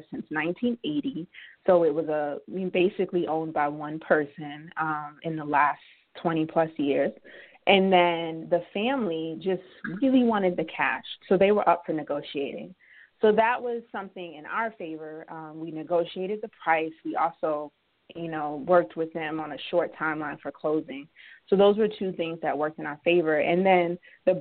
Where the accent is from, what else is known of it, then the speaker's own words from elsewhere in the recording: Georgia, United States; also born or lived in Dubai; now in Philadelphia, United States; owned about 10-plus properties in Georgia, where I'm originally from